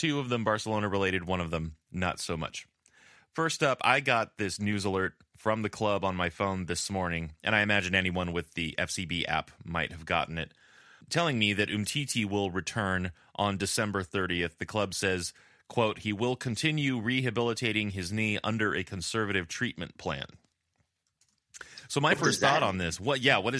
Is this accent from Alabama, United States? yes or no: no; California, United States; accent: California; I've really been working on my Spanish accent without sacrificing my California accent